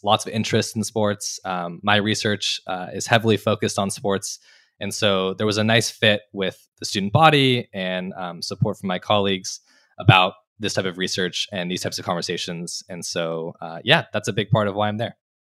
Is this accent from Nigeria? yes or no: no; Los Angeles, California, United States; moved away as an adult; also born or lived in Berkeley, California / Annapolis, Maryland; I grew up in California, born and raised in Los Angeles